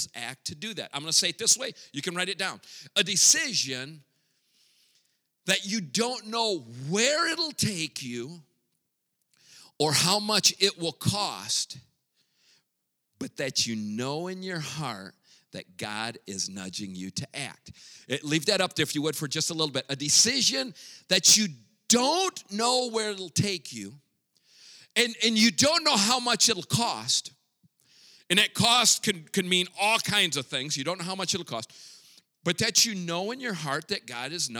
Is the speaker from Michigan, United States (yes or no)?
yes; Grand Rapids, Michigan, United States; first language English; moved away as an adult; now in Mexico; Born and raised in Grand Rapids, Michigan